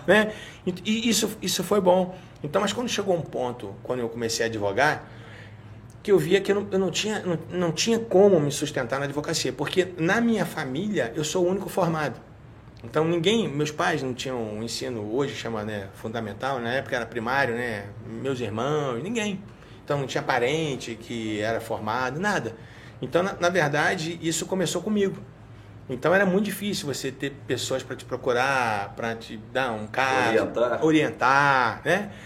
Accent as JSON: {"language": "Portuguese", "region": "Rio de Janeiro", "country": "Brazil", "tie": "born or raised there", "accent": "carioca", "moved": "as an adult", "lives_now": "Minas Gerais, Brazil", "said": "E eu nasci no Rio, né? Na Tijuca, né? Vivia a vida inteira na Tijuca"}